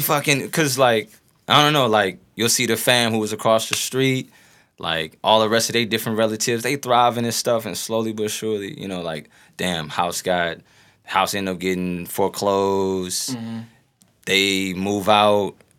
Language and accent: English; St. Louis, Missouri, United States; North St. Louis, Grand Natural Bridge